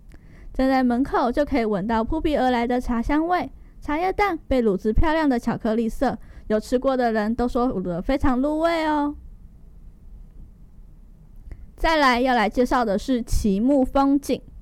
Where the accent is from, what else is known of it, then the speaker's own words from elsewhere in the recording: Taiwan; 就像我们台湾人一样落地生根，聪明勤奋有智慧